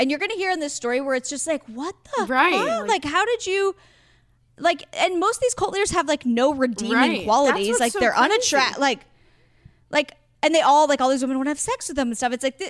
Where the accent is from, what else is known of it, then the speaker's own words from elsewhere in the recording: Astoria, Oregon, United States; I'm from Astoria, Oregon, which is another like small coastal town.